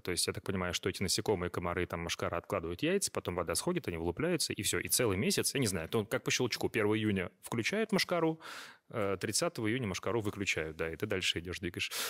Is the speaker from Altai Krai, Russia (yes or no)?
no; Astrakhan, Astrakhan Oblast, Russia; это мой родной город